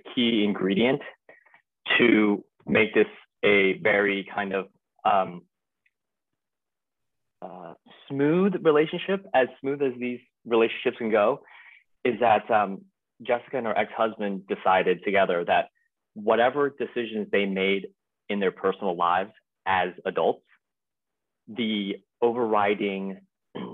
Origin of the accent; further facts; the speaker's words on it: Arcadia, California, United States; also born or lived in Taiwan; I'm from Arcadia, California